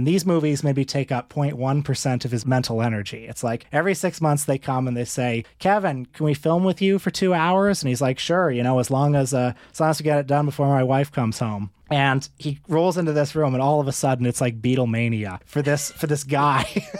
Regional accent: Toronto, Ontario, Canada; And I said, oh … from Toronto.

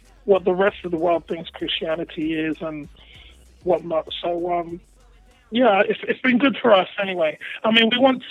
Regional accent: London, United Kingdom; accent: posher twang; also born or lived in Ghana; I'm from West London, so I live in a place called Hounslow, which is near Heathrow

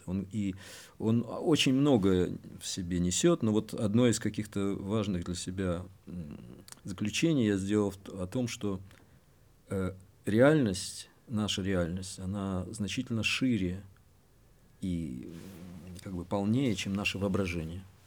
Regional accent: Kyiv, Ukraine; moved away as an adult; я киевлянин, так сказать, коренной

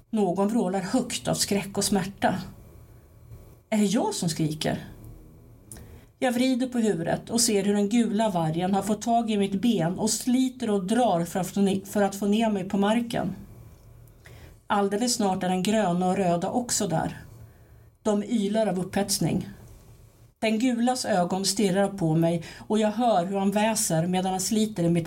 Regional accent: Timmernabben, Kalmar County, Sweden; alltså det är nere i Timmernabben, alltså där jag växte upp, min, min pappas barndomshem.

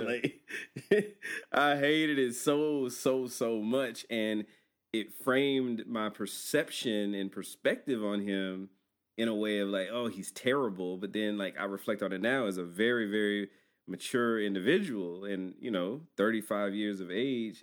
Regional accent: Georgia, United States; we're from Georgia.

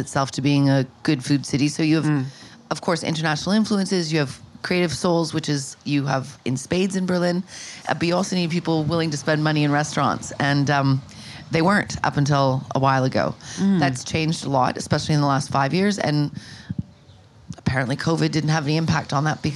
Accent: Sudbury, Ontario, Canada; also born or lived in Toronto, Canada; I spent most of my childhood in Sudbury, which is a Northern Ontario enclave

